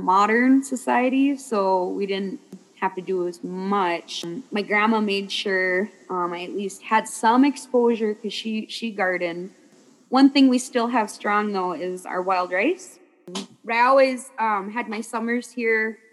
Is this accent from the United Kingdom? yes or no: no; Lake Vermilion Reservation, near Tower, Minnesota, United States; I'm from the Lake of the Sunset Glow, Lake Vermilion. And the Lake Vermilion Reservation is across the bay from a town called Tower, Minnesota